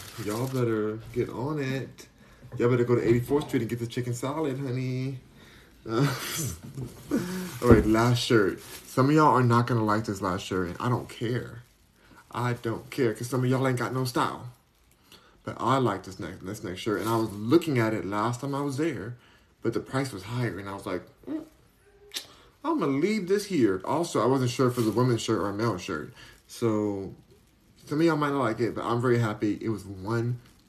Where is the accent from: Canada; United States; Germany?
United States; Beverly Hills, California; now in Houston, United States; I was raised in Beverly Hills.